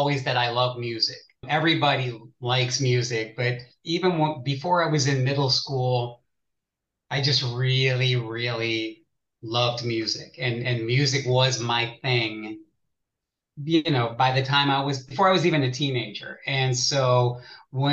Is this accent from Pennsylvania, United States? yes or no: yes; Pittsburgh, Pennsylvania, United States; now in Columbus, United States; I grew up in Pittsburgh